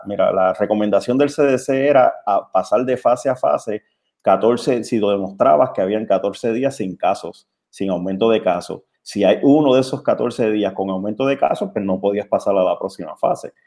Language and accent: Spanish; Puerto Rico; Como somos los puertorriqueños